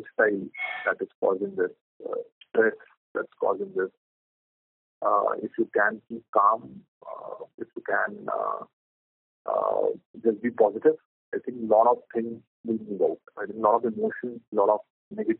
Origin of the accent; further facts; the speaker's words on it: Delhi, India; We are from Delhi.